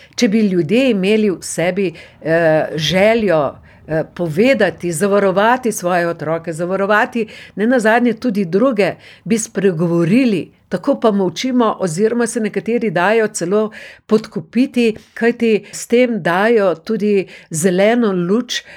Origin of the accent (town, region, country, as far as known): Slovenia